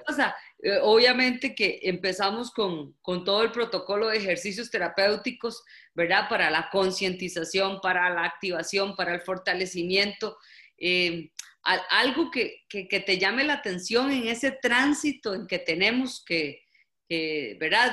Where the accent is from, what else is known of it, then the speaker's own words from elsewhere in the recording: Costa Rica; en mi país hay varias intervenciones